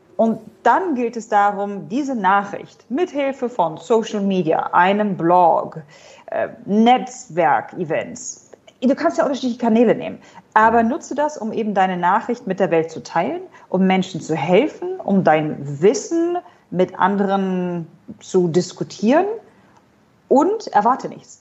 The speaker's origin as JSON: {"language": "German", "town": "Hanover", "region": "Lower Saxony", "country": "Germany", "moved": "as an adult", "lives_now": "Dubai, United Arab Emirates", "said": "Ich komme ursprünglich aus Hannover, habe an der Uni Hannover studiert"}